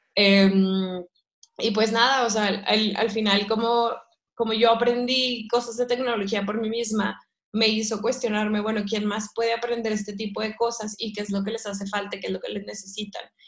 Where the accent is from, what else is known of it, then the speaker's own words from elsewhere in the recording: Ciudad Victoria, Tamaulipas, Mexico; moved away as an adult; also born or lived in London; yo soy de Ciudad Victoria, Tamaulipas, que es el norte de México